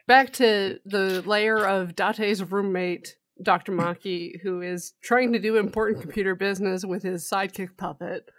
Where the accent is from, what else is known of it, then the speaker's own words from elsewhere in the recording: Canada; we're Canadian